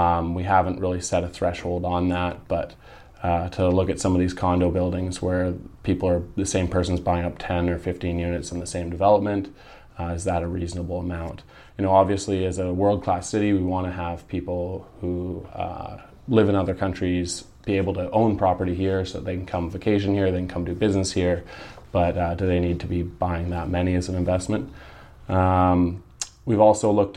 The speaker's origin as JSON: {"language": "English", "region": "British Columbia", "country": "Canada", "said": "we as British Columbians"}